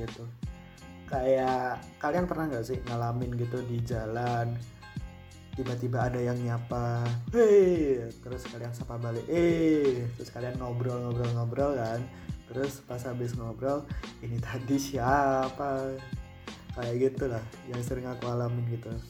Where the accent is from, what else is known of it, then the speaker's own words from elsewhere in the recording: Boyolali, Central Java, Indonesia; moved away as an adult; now in South Tangerang, Indonesia; aku asalnya dari Boyolali Jawa Tengah dan sekarang statusku masih mahasiswa di salah satu perguruan tinggi di Tangerang Selatan